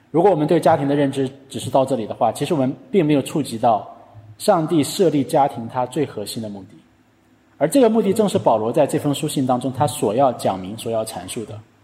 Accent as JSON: {"language": "Chinese", "country": "China", "said": "我们中国人"}